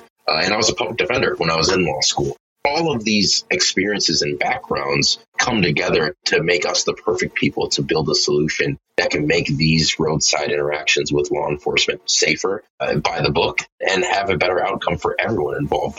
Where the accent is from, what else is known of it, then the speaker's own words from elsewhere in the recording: Minneapolis–Saint Paul, Minnesota, United States; We're three Black professionals born and raised in the Twin Cities here in Minnesota